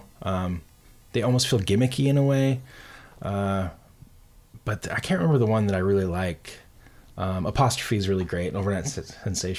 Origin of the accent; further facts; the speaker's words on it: Montana, United States; I'm from Montana